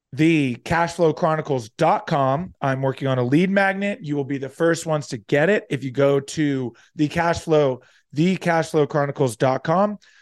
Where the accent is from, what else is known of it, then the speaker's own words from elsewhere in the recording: near Atlantic City, New Jersey, United States; moved away; also born or lived in Florida; aside from living in Florida, spent most of my childhood growing up in Southern New Jer-, in Southern, wow, in South Jersey, right near Atlantic City, suburb outside